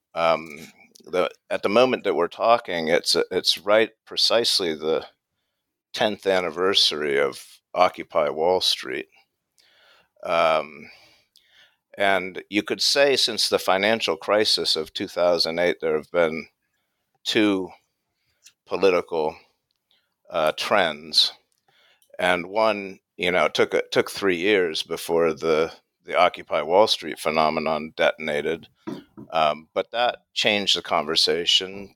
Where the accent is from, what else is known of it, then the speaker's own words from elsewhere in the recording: United States; accent: American; moved away as an adult; now in England, United Kingdom; I can tell by my accent I'm American, but I've taught in England for about 10 years.